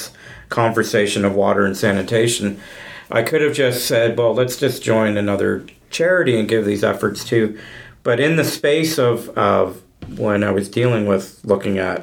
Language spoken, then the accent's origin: English; Mississauga, Ontario, Canada; I grew up in Mississauga in Ontario